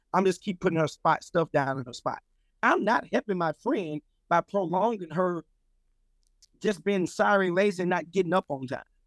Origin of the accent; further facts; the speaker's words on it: Louisiana, United States; now in Atlanta, United States; I'm from Louisiana